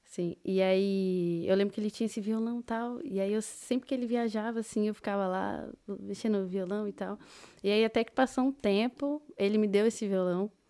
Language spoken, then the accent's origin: Portuguese; Osasco, São Paulo, Brazil; moved away as an adult; also born or lived in Paraná / Londrina; now in Dublin, Ireland; Eu nasci no Paraná, uhum. fiquei lá até, sei lá, meus seis, oito anos, mais ou menos. Uhum. Aí meus pais se mudaram para São Paulo, para Osasco. Falo que eu sou de Osasco